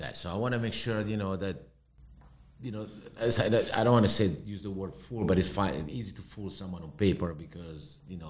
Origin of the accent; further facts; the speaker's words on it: Milan, Lombardy, Italy; English is a second language; now in Miami, United States; And, you know, I come from Europe where everybody lives in an apartment, flat, an apartment.